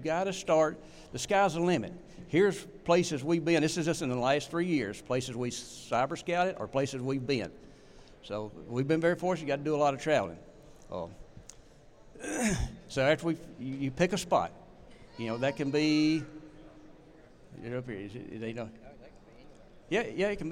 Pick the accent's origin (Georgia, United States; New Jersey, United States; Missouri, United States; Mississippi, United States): Mississippi, United States; North Central; we're from North Central Mississippi. I grew up dog hunting